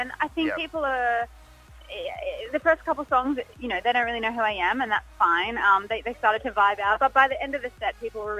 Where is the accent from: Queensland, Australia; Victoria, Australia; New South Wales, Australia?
New South Wales, Australia; Sydney; Sydney was obviously great because that's my hometown.